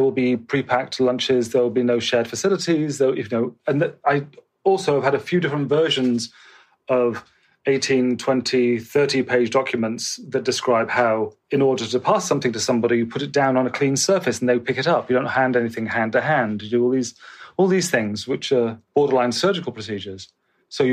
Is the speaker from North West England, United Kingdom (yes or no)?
no; Bristol, South West England, United Kingdom; moved away as an adult; also born or lived in London; stuff I'd done in Bristol, which is my hometown.